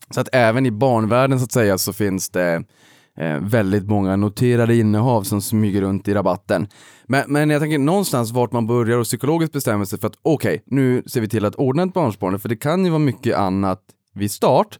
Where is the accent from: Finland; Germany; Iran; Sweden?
Sweden; Boden, Norrbotten County; kommer jag från Boden